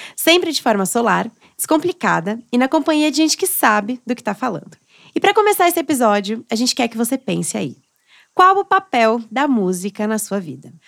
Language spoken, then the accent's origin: Portuguese; São Paulo, Brazil; eu sou da, da periferia aqui de São Paulo, da Zona Norte.